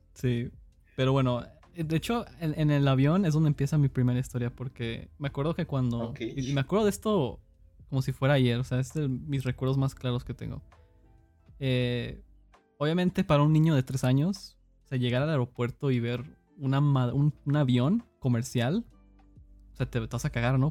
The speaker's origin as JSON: {"language": "Spanish", "town": "Cicero", "region": "Illinois", "country": "United States", "tie": "born or raised there", "moved": "yes", "lives_now": "San Luis Potosí, Mexico", "said": "crecí en Estados Unidos, en Chicago básicamente. no en la mera ciudad, era un suburbio que se llamaba Cicero"}